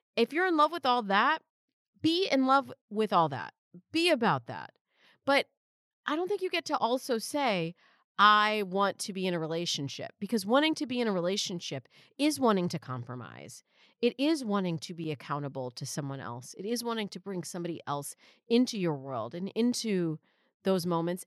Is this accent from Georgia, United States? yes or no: no; Michigan, United States; now in California, United States; you're not a real Californian, which I'm not, I'm from Michigan